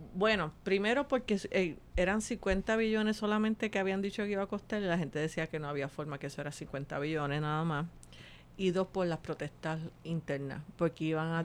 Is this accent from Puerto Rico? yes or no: yes; Puerto Rico